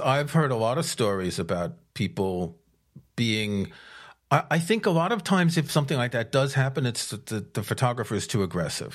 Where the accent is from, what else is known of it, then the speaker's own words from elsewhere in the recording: New York, United States; moved away; also born or lived in Paris; I grew up in a city. I grew up in New York.